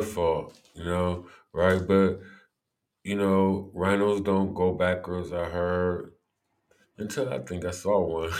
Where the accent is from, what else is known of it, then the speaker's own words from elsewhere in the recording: Cleveland, Ohio, United States; growing up in Cleveland